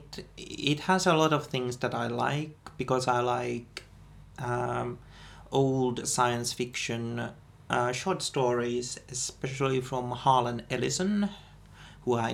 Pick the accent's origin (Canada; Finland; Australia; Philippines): Finland; we are from Finland